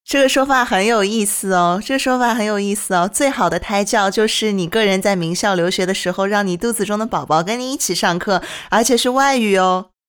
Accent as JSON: {"language": "Chinese", "region": "Zhejiang", "country": "China", "said": "我也是浙江人"}